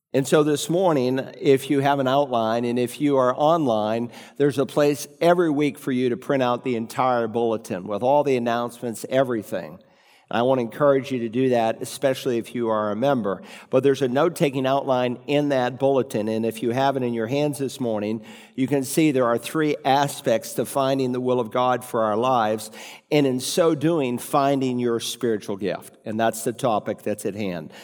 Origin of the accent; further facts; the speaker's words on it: New England, United States; When I was growing up in New England